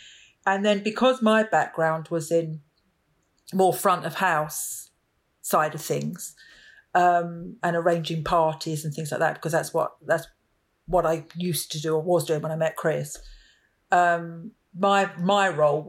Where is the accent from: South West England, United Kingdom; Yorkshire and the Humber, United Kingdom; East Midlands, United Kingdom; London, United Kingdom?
London, United Kingdom; Romford; I was born in East London, and when I was about 2 or 3, my parents moved to the leafy suburbs of Romford in Essex.